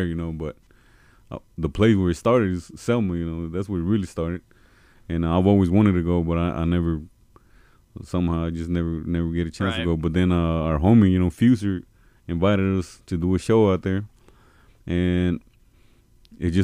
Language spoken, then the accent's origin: English; Reynosa, Tamaulipas, Mexico; also born or lived in Texas; now in Alabama, United States; I'm originally from Mexico, you know, Reynosa, you know, but we used to live in Texas. And then we moved down here to Alabama.